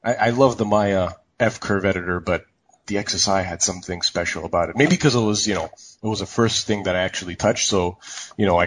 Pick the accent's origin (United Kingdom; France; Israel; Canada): Canada; Montreal, Quebec; moved away as an adult; also born or lived in Toronto / San Francisco; now in Vancouver, Canada; I'm actually from Montreal.